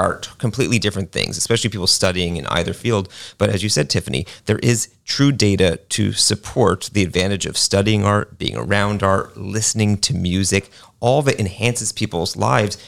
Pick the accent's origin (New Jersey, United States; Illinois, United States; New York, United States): New York, United States; New York City; now in Lakeland, United States; I grew up in New York City